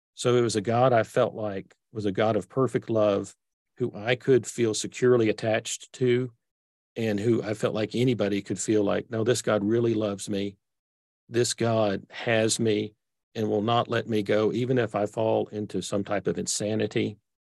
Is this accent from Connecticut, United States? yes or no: no; Texas, United States; accent: Texas; I grew up in Texas. So I've got this sort of Texas accent that I can't get rid of.